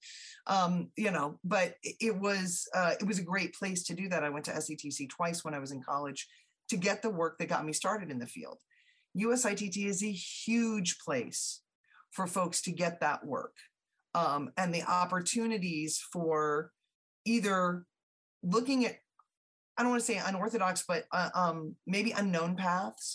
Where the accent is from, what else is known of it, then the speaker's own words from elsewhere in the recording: Southeast, United States; I grew up in the Southeast